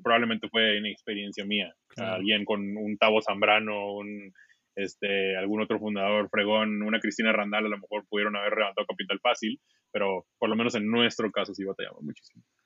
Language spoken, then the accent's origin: Spanish; Mexico; moved away as an adult; now in San Francisco, United States; nosotros somos mexicanos, pero estamos aquí